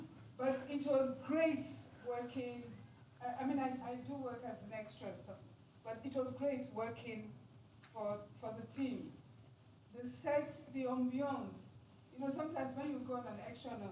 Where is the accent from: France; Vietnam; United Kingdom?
United Kingdom; Wales; now in Builth Wells, United Kingdom; we're all from Wales